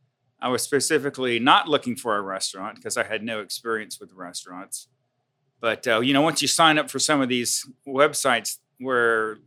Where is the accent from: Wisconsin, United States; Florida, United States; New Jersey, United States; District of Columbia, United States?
Florida, United States; Jacksonville; moved away as an adult; also born or lived in Auburn, Alabama; I grew up in Jacksonville, Florida, and my dad was a dairy farmer.